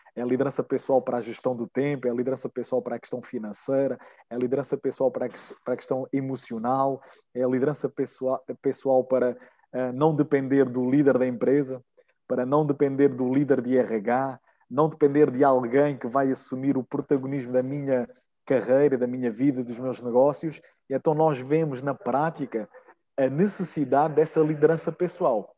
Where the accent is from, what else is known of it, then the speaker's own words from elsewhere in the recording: Nazaré, Centro, Portugal; moved away as an adult; now in Brazil; eu sou de Portugal, uh, nasci em Nazaré